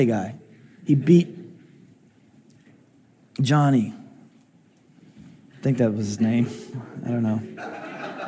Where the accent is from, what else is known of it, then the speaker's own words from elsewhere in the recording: Illinois, United States; I was born in Illinois